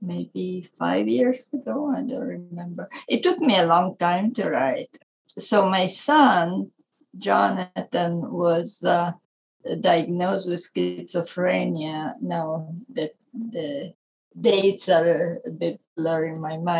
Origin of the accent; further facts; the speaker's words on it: Italy; accent: Italian; English is a second language; moved away as an adult; I was born in Italy, as you can tell by my accent